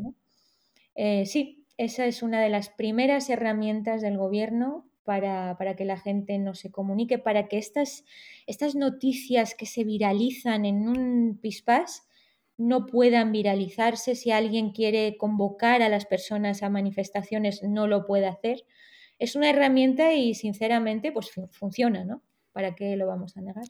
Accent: Spain; also born or lived in Tehran, Iran; yo nací en Teherán, pero con cuatro o cinco meses, cuando era eh, bebé, mis padres decidieron venir a España entonces me he criado aquí

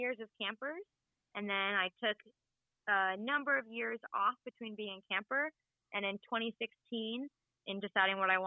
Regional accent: Vermont, United States; I grew up here in Vermont

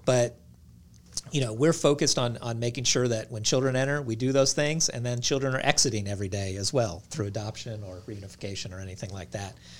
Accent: Reno, Nevada, United States; moved away as an adult; also born or lived in California / Tennessee; I grew up in Reno, Nevada, uh, went to college in California and, and ended up in Tennessee

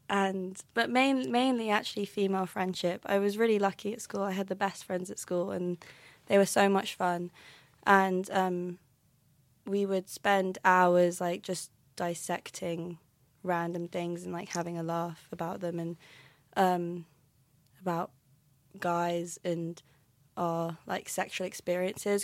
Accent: London, United Kingdom; now in Aberdeen, United Kingdom; I'm from London, but I live in Aberdeen now.

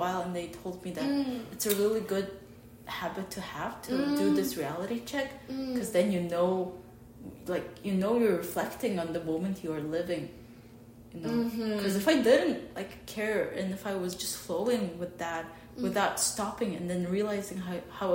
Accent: Mongolia; now in Pennsylvania, United States; a 21-year-old girl from Mongolia in Pennsylvania

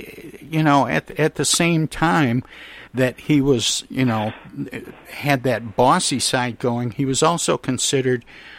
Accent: Michigan, United States; my home state of Michigan in the Upper Peninsula, where, you know, you wouldn't expect to see Hollywood types ever.

